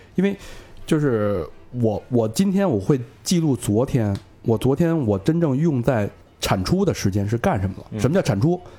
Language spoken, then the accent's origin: Chinese; Beijing, China; 尤其是对咱们 北京人来说更有这个特别，特别重要的一点